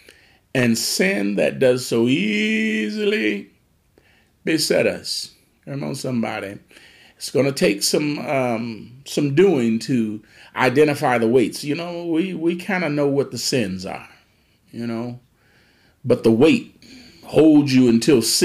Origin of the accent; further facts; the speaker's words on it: Detroit, Michigan, United States; I grew up in the Motor City